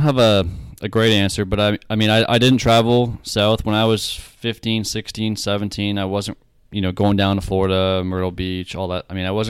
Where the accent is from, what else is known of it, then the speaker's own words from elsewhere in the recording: Canada; as a Canadian, you know, leaving one autograph unsigned out there